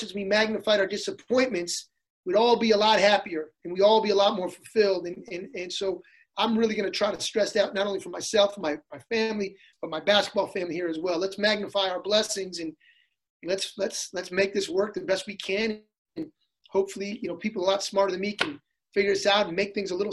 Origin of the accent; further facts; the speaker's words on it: Hartford, Connecticut, United States; I grew up in a city, I grew up in Hartford, which was a very diverse city